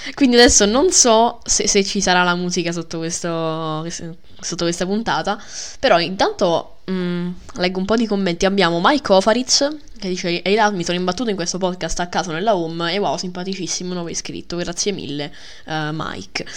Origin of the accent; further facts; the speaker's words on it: Milan, Lombardy, Italy; la mia anima da milanese